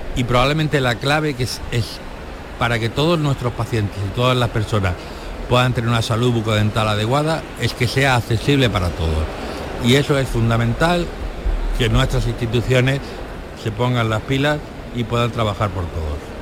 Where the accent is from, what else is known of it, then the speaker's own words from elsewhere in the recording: Granada, Andalusia, Spain; now in Almería, Spain; yo que soy de Granada y vivo en Almería